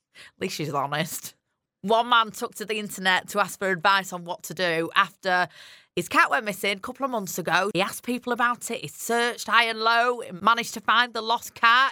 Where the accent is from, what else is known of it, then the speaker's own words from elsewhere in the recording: Yorkshire and the Humber, United Kingdom; accent: strong Yorkshire; my strong Yorkshire accent